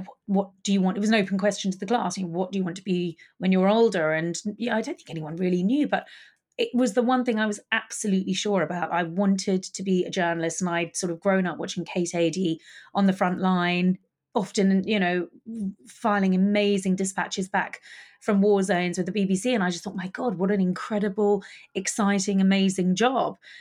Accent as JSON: {"language": "English", "region": "London", "country": "United Kingdom", "tie": "born or raised there", "said": "I loved actually growing up in Highgate Village"}